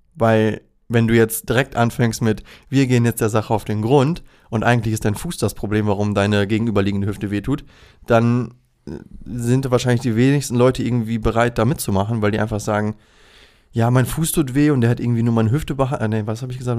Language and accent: German; Recke, North Rhine-Westphalia, Germany; also born or lived in Ibbenbüren; now in Osnabrück, Germany; es ist ein kleines gallisches Dorf, das sich Ippenbüren nennt. Da bin ich geboren, bin ich in Recke aufgewachsen und wohne jetzt in Osnabrück.